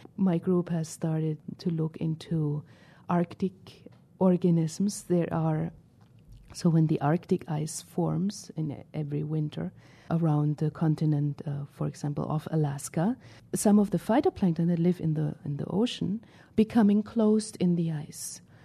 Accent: Northern Germany, Germany; moved away; I grew up in Germany

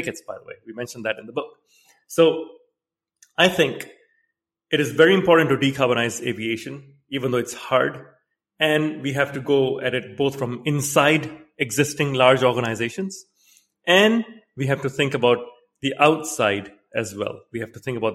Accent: Singapore; also born or lived in Canada; now in London, United Kingdom; I grew up in Singapore

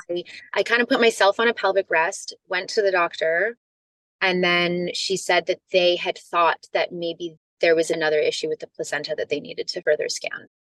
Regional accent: Canada; moved away; also born or lived in California; I'm from Canada.

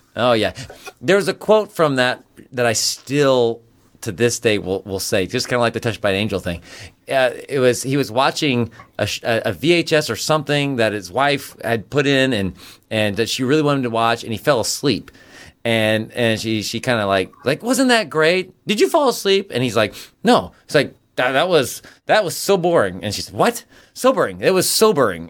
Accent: Kansas, United States; memories from our time growing up in Kansas

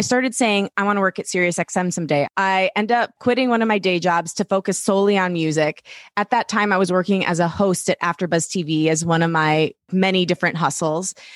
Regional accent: Detroit, Michigan, United States; I grew up in Metro Detroit, so we're both Midwestern girls

